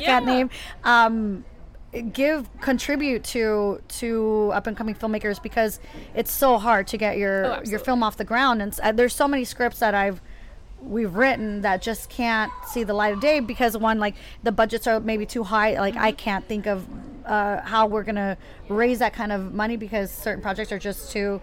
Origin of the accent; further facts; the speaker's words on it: San Diego, California, United States; moved away as an adult; also born or lived in New York; I'm actually originally from San Diego